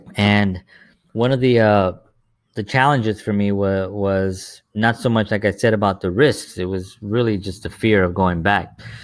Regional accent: New York City, New York, United States; I grew up in the South Bronx during the seventies and the eighties

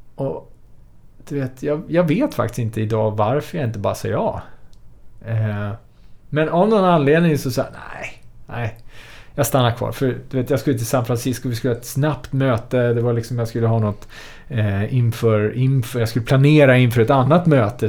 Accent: Sweden; vara född och uppvuxen i Sverige

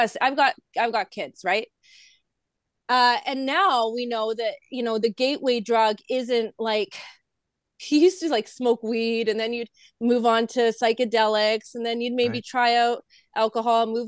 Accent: Vancouver, British Columbia, Canada; I'm from Vancouver.

